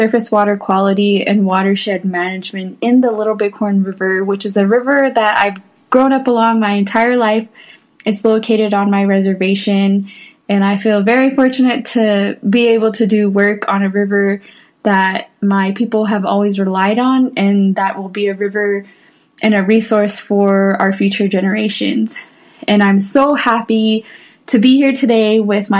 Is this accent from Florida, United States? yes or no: no; Apsáalooke Nation, southeastern Montana, United States; I come from the Absalagan Nation in southeastern Montana